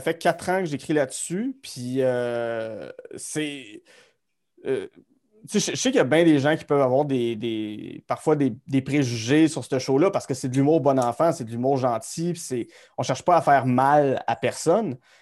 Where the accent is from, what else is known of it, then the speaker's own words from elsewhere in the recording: Gatineau, Quebec, Canada; je suis Gatineau Hall, born and raised bébé de 1989 dans un, dans un beau quartier qui s'appelle Wrightville